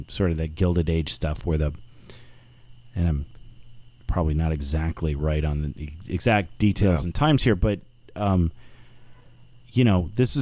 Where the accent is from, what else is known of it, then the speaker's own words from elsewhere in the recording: South Florida, United States; also born or lived in Milwaukee; I grew up in South Florida.